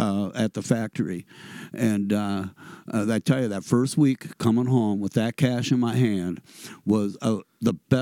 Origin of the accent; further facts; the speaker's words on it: Red Wing, Minnesota, United States; I grew up in Red Wing, Minnesota